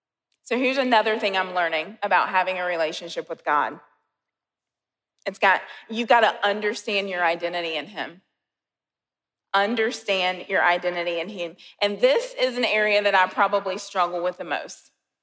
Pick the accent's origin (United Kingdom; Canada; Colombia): Colombia; So I'm from Columbia, and last week I went home and I was staying at my parents' house.